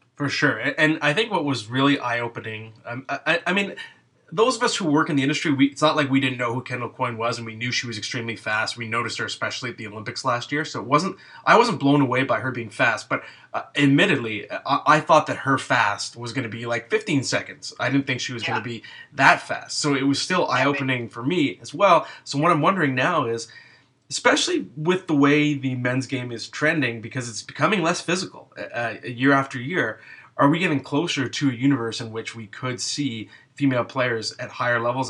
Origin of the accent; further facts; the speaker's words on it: Ottawa, Ontario, Canada; now in Toronto, Canada; I'm from Ottawa